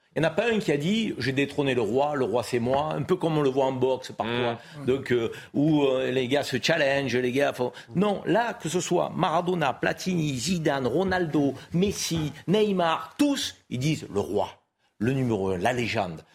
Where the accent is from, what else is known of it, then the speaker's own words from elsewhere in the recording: Marseille, Provence-Alpes-Côte d'Azur, France; moi qui suis Marseillais et, qui est issu d'une ville où le peuple de Marseille